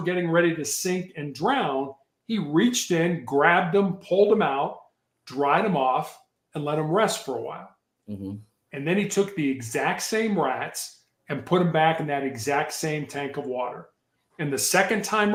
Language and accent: English; Chicago, Illinois, United States; moved away; When I was growing up in Chicago